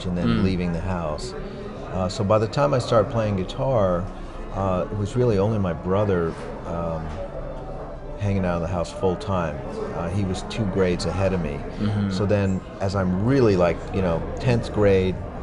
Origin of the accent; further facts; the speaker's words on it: Westbury, New York, United States; also born or lived in Carle Place; I grew up technically in Westbury.